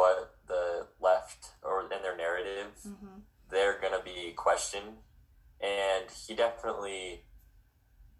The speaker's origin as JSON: {"language": "English", "region": "Utah", "country": "United States", "said": "I'm from Utah"}